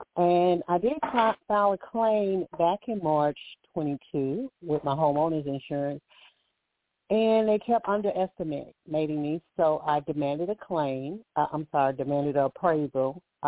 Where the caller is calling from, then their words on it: Alabama, United States; I'm calling from Alabama.